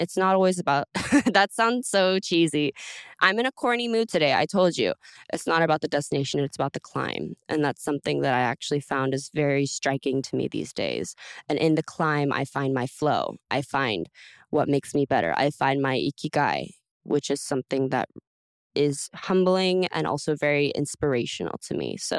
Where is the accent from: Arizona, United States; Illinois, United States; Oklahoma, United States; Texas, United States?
Texas, United States; I'm from Texas, when you drive anywhere, there's cows.